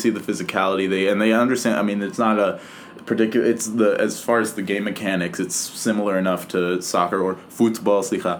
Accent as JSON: {"language": "English", "town": "Toronto", "region": "Ontario", "country": "Canada", "said": "I'm from Toronto."}